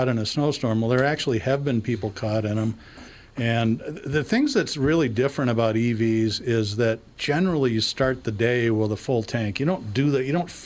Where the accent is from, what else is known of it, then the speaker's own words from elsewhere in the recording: United States; I'm an American.